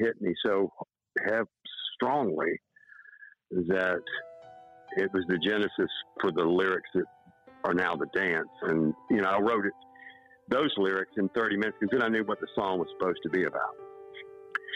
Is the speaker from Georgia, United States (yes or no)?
yes; Tybee Island, Georgia, United States; moved away as an adult; also born or lived in Savannah, Georgia / Thunderbolt, Georgia; now in Nashville, United States; outside of Savannah, where I was born. I grew up out on Tybee Island.